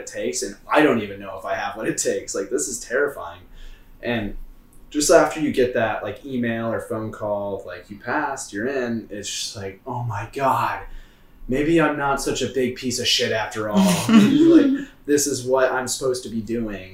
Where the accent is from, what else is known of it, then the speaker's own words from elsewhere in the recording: Michigan, United States; now in Chicago, United States; I grew up in Michigan